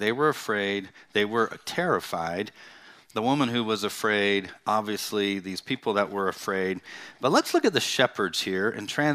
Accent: Bakersfield, California, United States; I actually grew up in the Central Valley, you know, the hot valley town of Bakersfield.

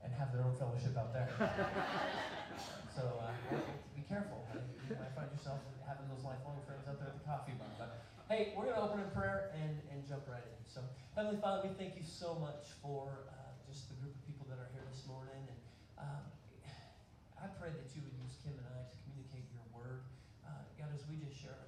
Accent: Woodland Park, Colorado, United States; I grew up kindergarten through high school, graduation, in the same school, in the same town, a small town

